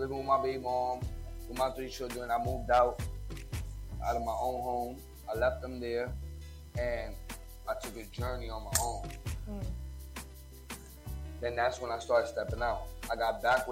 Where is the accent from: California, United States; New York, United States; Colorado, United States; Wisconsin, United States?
New York, United States; New York City; also born or lived in Charlotte, North Carolina / Far Rockaway; My hometown is always New York City